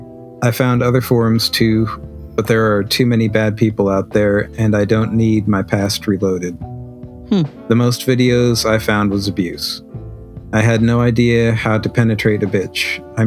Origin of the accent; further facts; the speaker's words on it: Germany; English is a second language; I'm from Germany, and here we have the Zeta Verein.